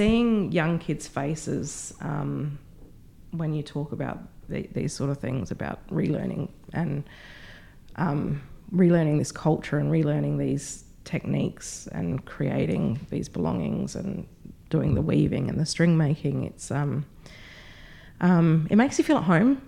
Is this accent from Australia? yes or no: yes; Wallaroo, South Australia, Australia; also born or lived in Kadina; having grown up in Wallaroo